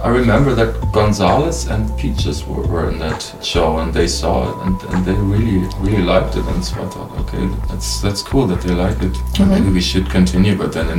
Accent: eastern Germany, Germany; born there; maybe because I was born in Eastern Germany.

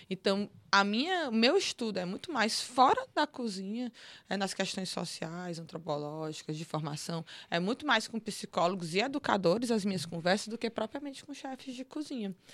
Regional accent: Northeast Region, Brazil; Eu não posso falar sobre racismo, eu sou mulher branca, eu sou nordestina, eu só posso falar como eu recebo a xenofobia

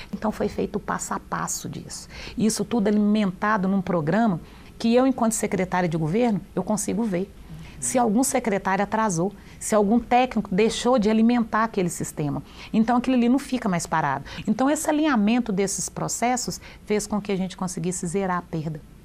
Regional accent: Divinópolis, Minas Gerais, Brazil; also born or lived in Brumadinho; Quando eu fui morar em Divinópolis, eu ia fazer sete anos, eu fui morar na região mais pobre

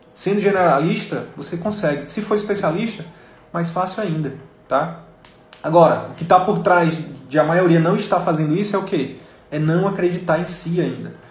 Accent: interior of Piauí, Brazil; moved away; lá do interior do Piauí, que é a minha terra natal

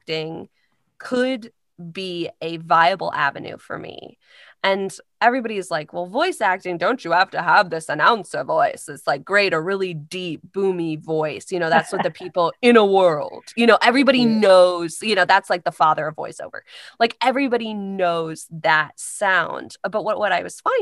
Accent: Carmel, Indiana, United States; moved away as an adult; now in Chicago, United States; I'm from Carmel, Indiana

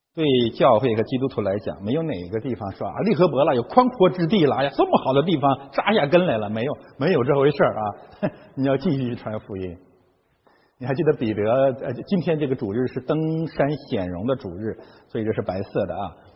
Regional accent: Heilongjiang, China; moved away as an adult; now in Canada; 我的老家啊，黑龙江省

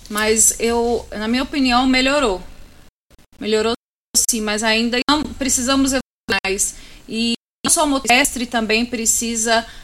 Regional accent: Anápolis, Goiás, Brazil; eu sou goiana. Hã? Eu sou natural de Anápolis.

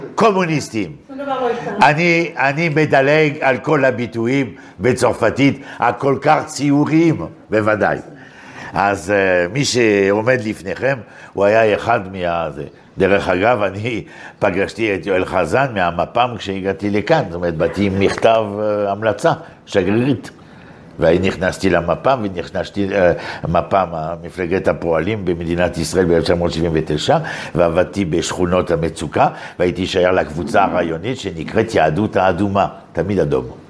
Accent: Paris, Île-de-France, France; moved away as an adult; now in Israel

